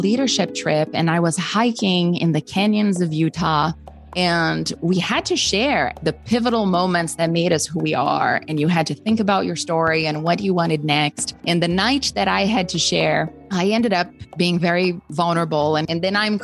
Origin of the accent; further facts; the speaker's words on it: Brazil; moved away; growing up, particularly like growing up in Brazil